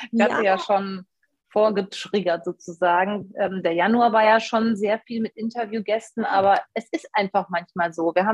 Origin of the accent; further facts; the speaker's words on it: Essen, North Rhine-Westphalia, Germany; die liebe Anja Säß aus meinem Heimatort aus Essen